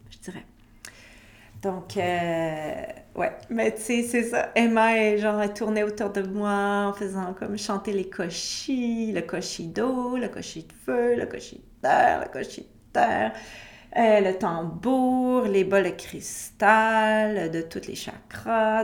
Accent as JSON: {"language": "French", "region": "Quebec", "country": "Canada", "said": "chez moi au Québec"}